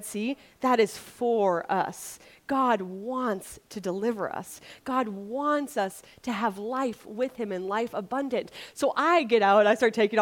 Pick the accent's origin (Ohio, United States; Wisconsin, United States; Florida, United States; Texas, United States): Wisconsin, United States; moved away; I grew up in Wisconsin without an ocean, so now that I live by an ocean